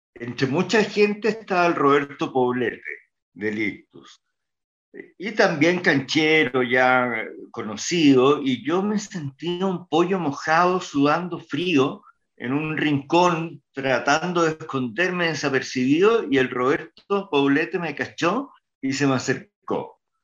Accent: Chile; Y las teleseries chilenas, sabemos, no se compran en el extranjero, por, eh, como hablamos. Nadie nos entiende.

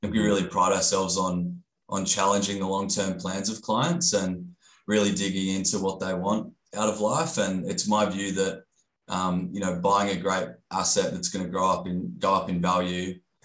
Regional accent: Gold Coast, Queensland, Australia; I grew up on the Gold Coast

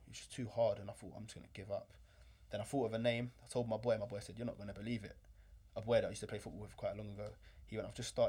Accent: London, United Kingdom; I grew up in London

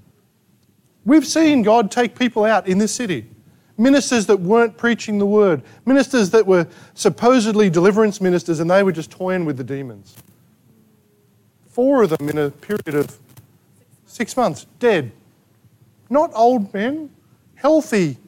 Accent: Australia; We're Australian.

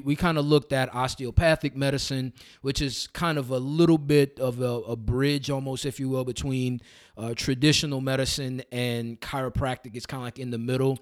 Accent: New Orleans, Louisiana, United States; accent: New Orleans tongue; now in Somerville, United States; I started my journey in New Orleans, Louisiana. So that's, that's originally where I'm from. Uh, went to undergrad at Xavier University down there.

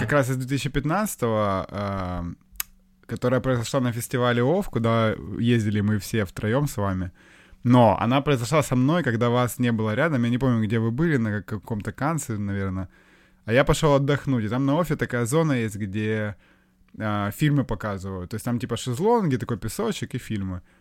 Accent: Ukraine; я украинец

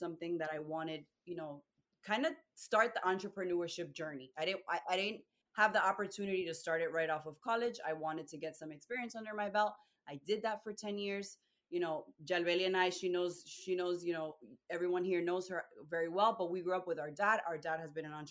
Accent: Rhode Island, United States; I was born and raised in Rhode Island. My parents are Dominican

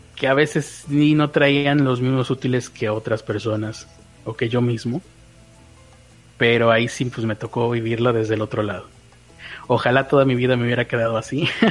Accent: Mexico; yo soy mexicano

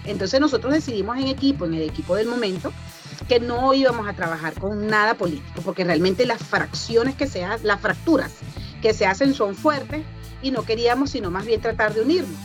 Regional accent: Barquisimeto, Lara, Venezuela; moved away as an adult; also born or lived in Carabobo; now in United States; soy de Barquisimeto, estado Lara. Guara, pero guara de orgullo

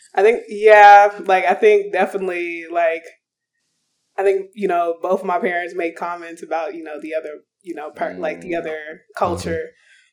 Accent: Arizona, United States; growing up in Arizona

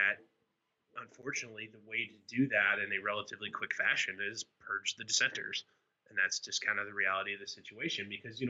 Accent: United States; as an American

